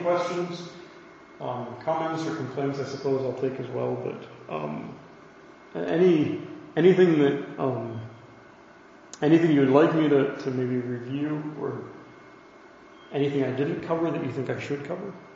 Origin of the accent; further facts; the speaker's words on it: United States; I'm an American.